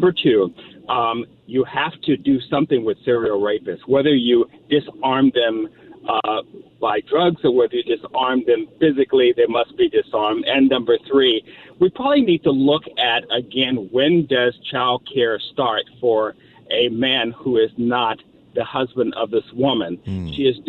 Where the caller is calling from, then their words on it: Signal Hill, California, United States; Hey, I'm calling from Signal Hill.